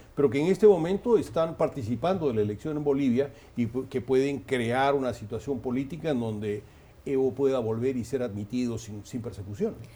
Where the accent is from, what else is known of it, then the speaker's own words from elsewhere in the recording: Peru; lo digo como peruano